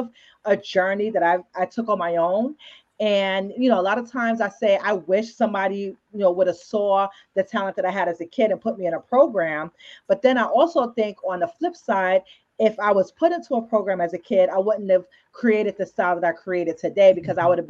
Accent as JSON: {"language": "English", "town": "New York City", "region": "New York", "country": "United States", "tie": "born or raised there", "said": "I was born and raised in the Bronx, and then I moved to Harlem sometime in my childhood"}